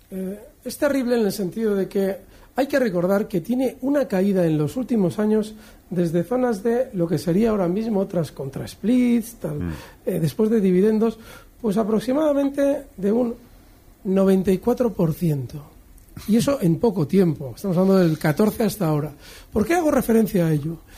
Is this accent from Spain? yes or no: yes; Málaga, Andalusia, Spain; de Málaga.